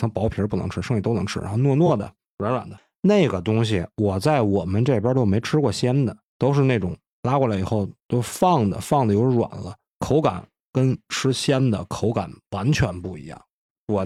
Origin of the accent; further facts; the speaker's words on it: Tangshan, Hebei, China; 我们唐山这边海边盛产一种蛤，叫毛蛤